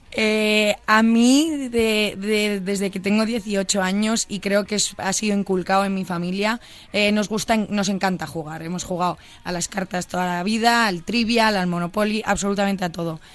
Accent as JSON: {"language": "Spanish", "town": "Pozuelo de Alarcón", "region": "Community of Madrid", "country": "Spain", "tie": "born or raised there", "moved": "as an adult", "lives_now": "Miami, United States", "said": "De Pozuelo Alarcón. He crecido, he nacido y crecido en Pozuelo"}